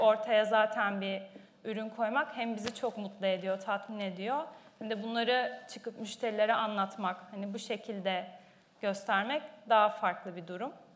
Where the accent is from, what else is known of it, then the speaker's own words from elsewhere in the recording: Ayvalık, Balıkesir, Turkey; Ben Ayvalıklıyım.